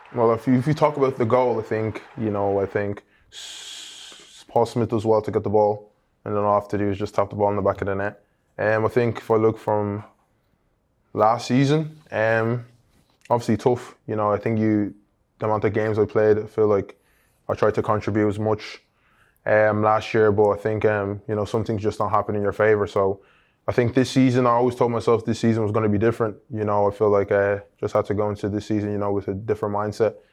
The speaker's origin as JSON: {"language": "English", "country": "Ireland", "tie": "born or raised there", "moved": "yes", "lives_now": "England", "said": "as a little boy, you know, growing up in Ireland"}